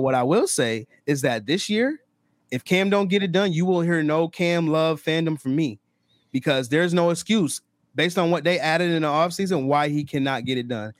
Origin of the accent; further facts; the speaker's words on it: Rochester, New York, United States; I'm from Rochester, New York. I live in Rochester, New York